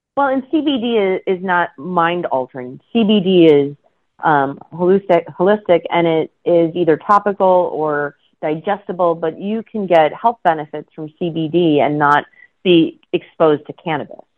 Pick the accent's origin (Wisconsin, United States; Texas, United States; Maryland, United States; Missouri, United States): Wisconsin, United States; moved away as an adult; now in California, United States; I'm originally from the Midwest, and you see that mm. often in you know your communities, um, like in Wisconsin where I'm originally from